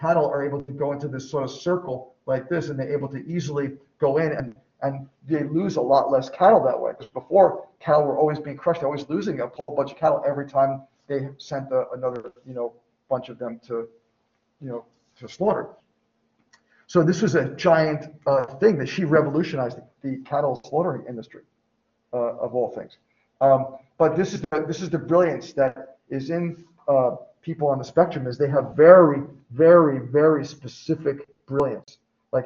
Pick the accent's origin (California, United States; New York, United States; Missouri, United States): New York, United States; I'm from New York